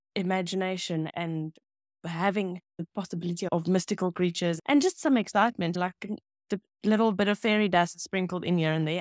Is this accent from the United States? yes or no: no; Pretoria, Gauteng, South Africa; English is a second language; I grew up in Pretoria East in the N T A community